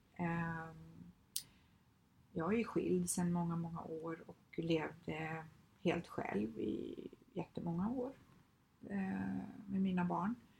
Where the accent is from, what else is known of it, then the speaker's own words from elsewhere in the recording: Skövde, Västra Götaland, Sweden; moved away as an adult; now in Stockholm, Sweden; jag kommer från Skövde, lämnade Skövde, lämnade alla mina vänner, min familj, liksom, flyttade till Stockholm